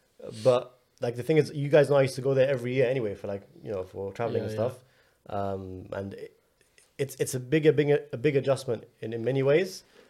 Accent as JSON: {"language": "English", "region": "London", "country": "United Kingdom", "tie": "born or raised there", "moved": "as an adult", "lives_now": "United States", "said": "I live in London. I was born and raised in London. Like everything about me is London. Yeah. Since I opened my eyes till age 32. And now I'm living on the other side in a place I've never really, you know, spent a lot of time in."}